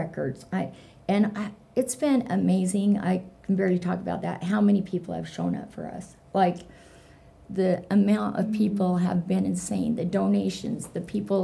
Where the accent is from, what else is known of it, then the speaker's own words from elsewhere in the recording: Ogden, Utah, United States; I'm from Ogden